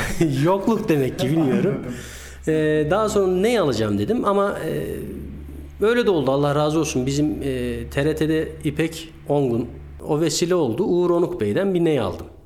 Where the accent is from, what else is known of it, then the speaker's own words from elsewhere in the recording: Erzurum, Turkey; Erzurumluyum. 1982 Erzurum doğumluyum.